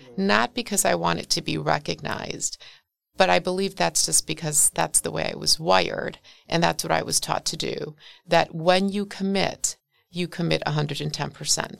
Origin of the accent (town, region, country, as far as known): Milwaukee, Wisconsin, United States; born or raised there